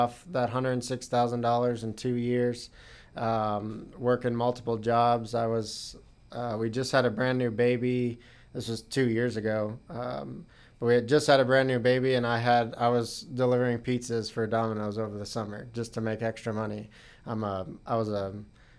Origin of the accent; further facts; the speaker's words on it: Dallas, Texas, United States; moved away as an adult; also born or lived in Indiana; I'm originally from Texas, from the Dallas area